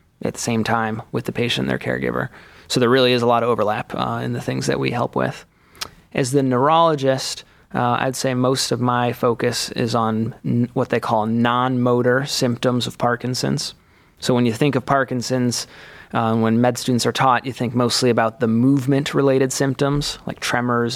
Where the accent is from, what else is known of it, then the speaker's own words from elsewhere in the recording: Cleveland, Ohio, United States; also born or lived in Chicago; I am from Cleveland originally